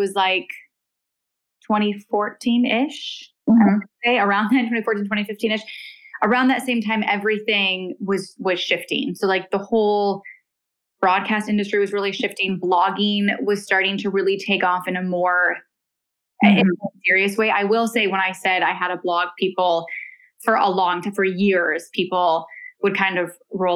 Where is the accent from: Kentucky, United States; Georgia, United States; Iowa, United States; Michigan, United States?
Michigan, United States; moved away as an adult; also born or lived in California; now in Los Angeles, United States; I did all of, you know, my schooling in Michigan, and I was raised in Michigan with my mom and my siblings